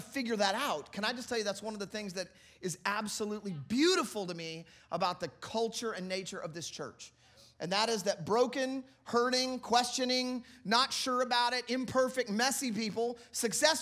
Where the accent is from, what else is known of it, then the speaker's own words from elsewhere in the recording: Kansas City, United States; now in Massachusetts, United States; I'm originally from Kansas City